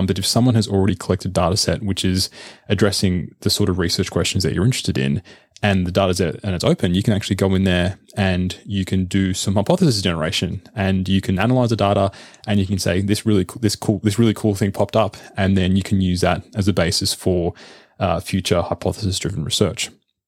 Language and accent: English; Australia; As an Aussie, of course, yeah.